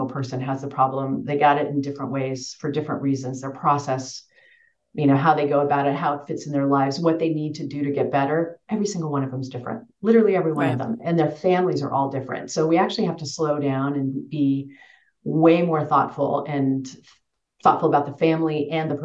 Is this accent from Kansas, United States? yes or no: yes; Western Kansas, United States; moved away; I grew up in Western Kansas in the middle of nowhere